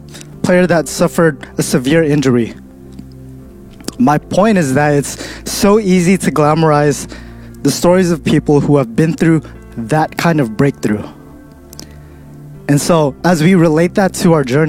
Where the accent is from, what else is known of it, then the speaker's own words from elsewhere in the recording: Stockton, California, United States; I come from Stockton